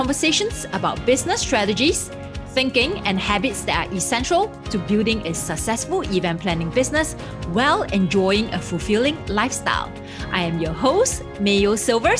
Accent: Singapore; I grew up in Singapore because that's where I'm from. So I'm a Singaporean.

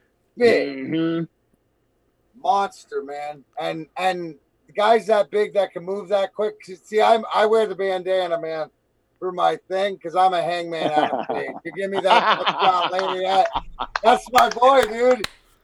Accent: Canada; And being Canadian, you gotta love it.

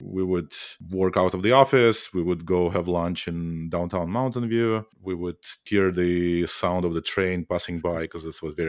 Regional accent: Saint Petersburg, Russia; moved away as an adult; I grew up in Russia, in St. Petersburg. I was trained as a mathematician, not even as a computer scientist.

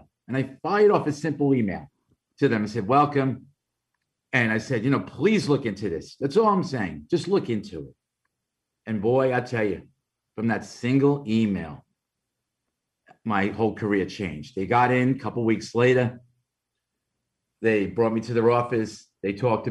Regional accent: New York City, New York, United States; accent: Brooklyn; my Brooklyn accent

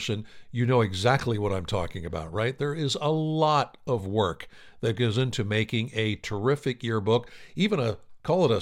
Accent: Pennsylvania, United States; I'm from Pennsylvania myself

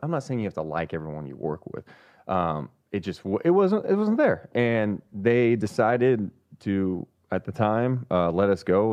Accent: Sacramento, California, United States; also born or lived in Carmichael, California / San Francisco; I'm born and raised here

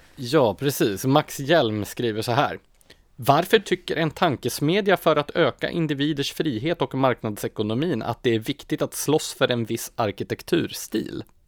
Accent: Gävle, Gävleborg County, Sweden; moved away; Jag är ju uppvuxen i Gävle

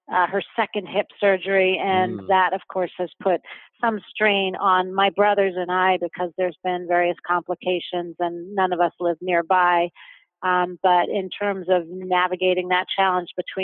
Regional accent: New York, United States; moved away as an adult; now in London, United Kingdom; I'm originally from New York, although I live in London now and have been living here for the last 2 years with my family

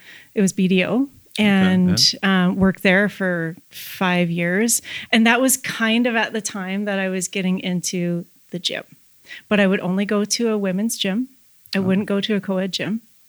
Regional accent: Red Deer, Alberta, Canada; So I'm from Red Deer, Alberta.

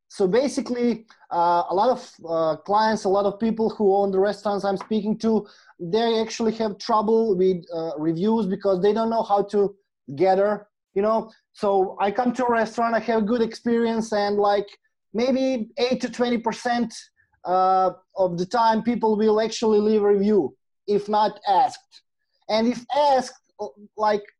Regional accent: Croatia; I'm from Croatia.

